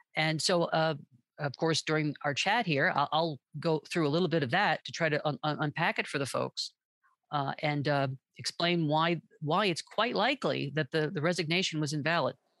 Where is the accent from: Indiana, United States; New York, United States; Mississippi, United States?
New York, United States; moved away as an adult; now in Southern California, United States; I'm originally from New York